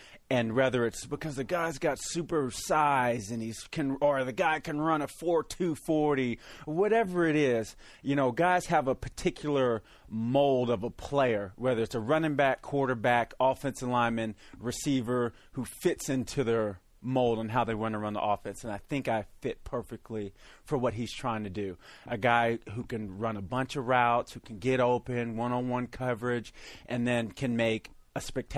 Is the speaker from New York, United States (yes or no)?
no; Missouri, United States; I grew up in Missouri.